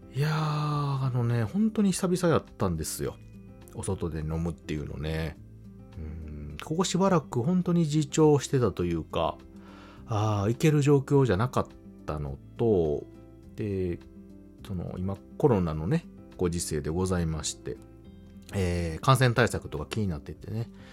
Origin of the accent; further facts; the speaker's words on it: Kansai, Japan; 私関西の人間なので